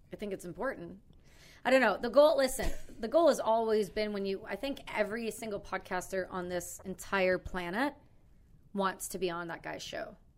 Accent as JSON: {"language": "English", "country": "Canada", "accent": "Canadian", "said": "I'm from Canada."}